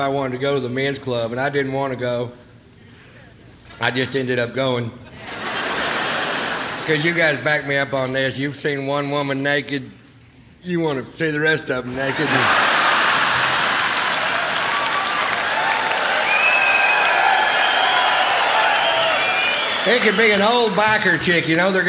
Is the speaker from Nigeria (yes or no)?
no; Texas, United States; I'm from Texas, born and raised in Texas